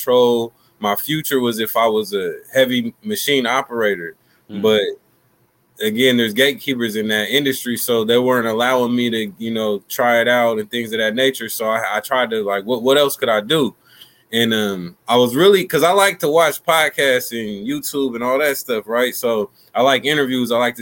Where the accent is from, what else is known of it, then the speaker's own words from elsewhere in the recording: Sacramento, California, United States; I'm from Sacramento, California. South Sacramento, to be exact